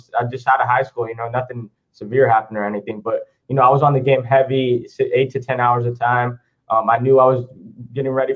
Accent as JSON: {"language": "English", "town": "Modesto", "region": "California", "country": "United States", "tie": "born or raised there", "lives_now": "Yuba City, United States", "said": "I was born in Modesto, California, but I stay out here near Yuba City, California. It's near Sacramento"}